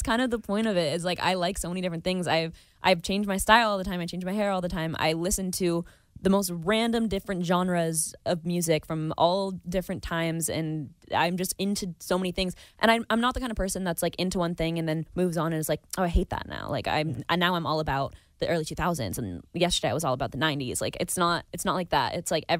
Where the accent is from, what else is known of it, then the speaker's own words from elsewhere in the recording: Napa, California, United States; It's my hometown.